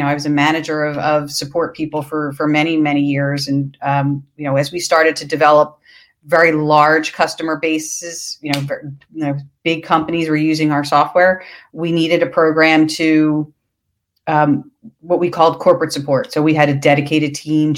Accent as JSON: {"language": "English", "town": "Philadelphia", "region": "Pennsylvania", "country": "United States", "tie": "born or raised there", "said": "I am from Philadelphia"}